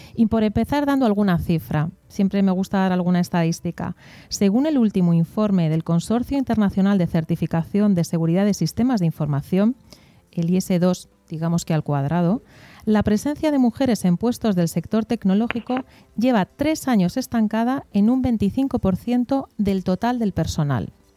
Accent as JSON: {"language": "Spanish", "region": "Basque Country", "country": "Spain", "said": "yo soy vasca"}